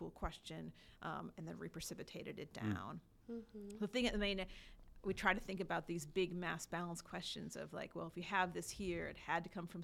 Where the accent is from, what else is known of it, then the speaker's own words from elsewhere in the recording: Wisconsin, United States; now in Kentucky, United States; I grew up in Wisconsin and I got my water from Lake Michigan